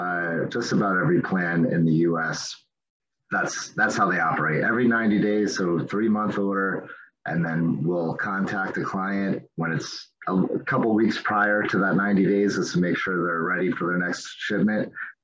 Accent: the Poconos, Pennsylvania, United States; moved away as an adult; now in Phoenix, United States; I grew up in the Poconos and then moved out west about 15 years ago.

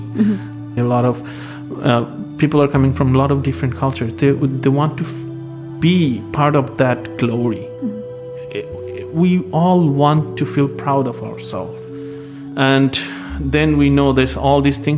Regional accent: Dhaka, Dhaka Division, Bangladesh; moved away as an adult; now in Philadelphia, United States; I'm from Dhaka. Dhaka is a very chaotic city

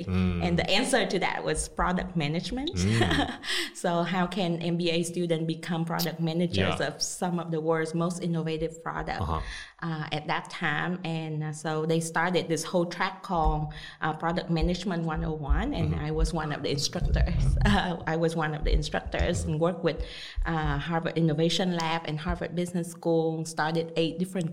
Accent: Vietnam; moved away as an adult; also born or lived in United States; I was born and raised in Vietnam. So after I graduated from high school in Vietnam, I moved to the U.S.

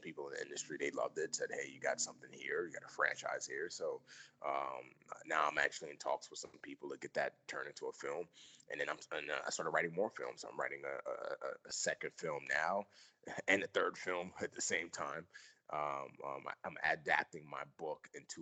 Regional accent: New York City, New York, United States; also born or lived in Nigeria; I grew up in the Bronx

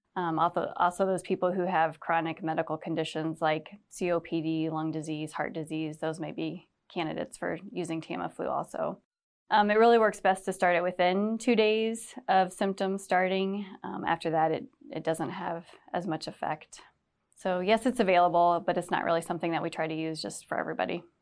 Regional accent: Cedar Rapids area, Iowa, United States; Cedar Rapids, so we grew up around this area, not right in Cedar Rapids

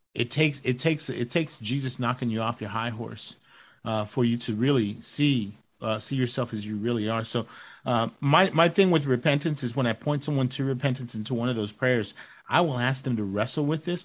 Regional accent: Dallas, Texas, United States; I'm from Dallas

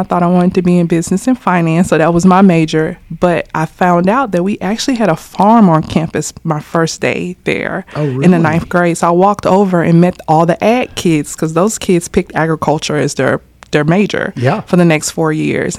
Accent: Miami, Florida, United States; I was born in Miami, Florida, born and raised there

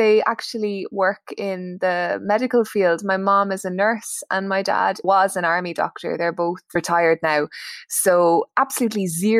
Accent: Ireland; moved away as an adult; also born or lived in Dublin; now in Paris, France; I am from Ireland originally

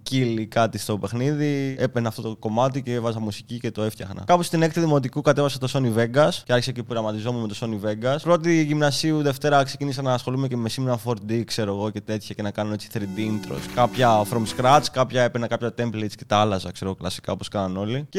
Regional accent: Dimylia, South Aegean, Greece; Βρίσκομαι στο χωριό μου, στη Δημιλιά.

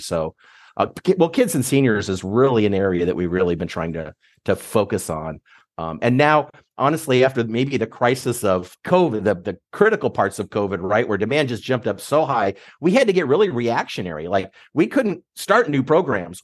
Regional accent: Nebraska, United States; moved away as an adult; now in Michigan, United States; I'm from Nebraska

